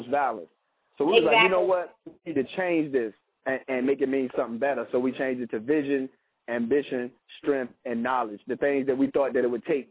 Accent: Petersburg, Virginia, United States; I'm from Petersburg, and I was raised in about every rough part of town that was there

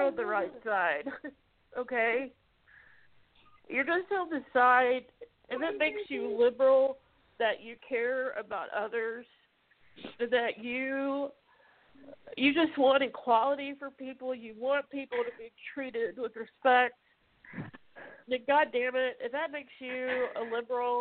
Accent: Mississippi, United States; moved away; I grew up in Mississippi originally. I got out 18 years ago.

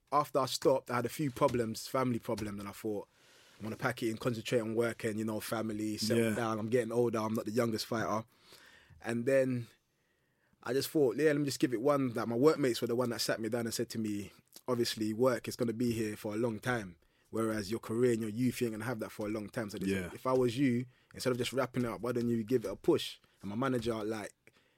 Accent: London, United Kingdom; I grew up in North London, yeah, Tottenham, South Tottenham

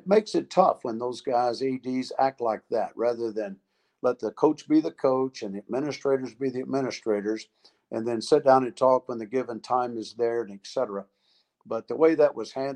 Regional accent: Texas, United States; I was born and raised in Texas.

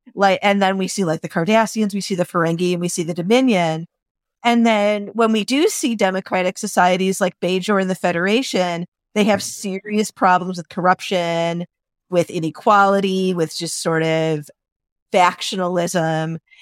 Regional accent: Illinois, United States; my home state of Illinois

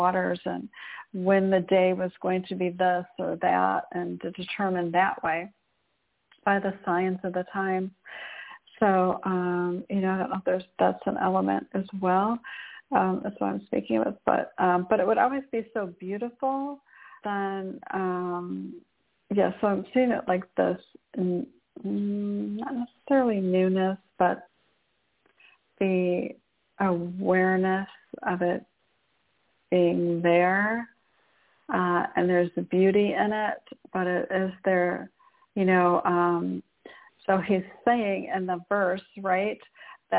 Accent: Michigan, United States; I was raised in Michigan

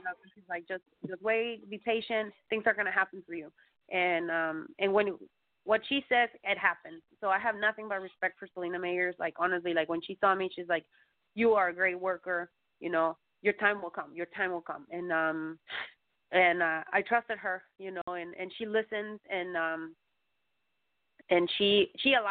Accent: Mexico; I'm from Mexico

